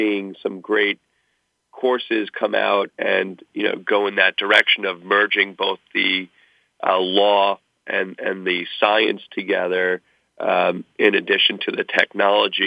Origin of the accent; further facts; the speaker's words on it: Long Island, New York, United States; moved away as an adult; also born or lived in New Haven / California / West Virginia; my school was not too far away from where I grew up on Long Island.